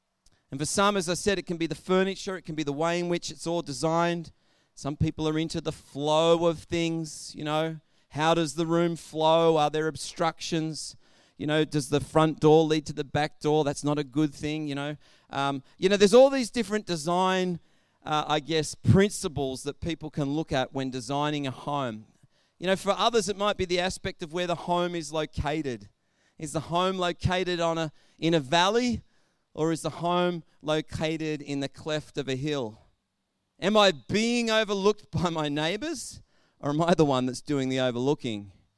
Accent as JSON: {"language": "English", "town": "Albury", "region": "New South Wales", "country": "Australia", "tie": "born or raised there", "said": "I know I grew up in Albury, Wodonga, and I know that there were certain parts of Albury that you just wouldn't go into because there was bad stigmas with those areas."}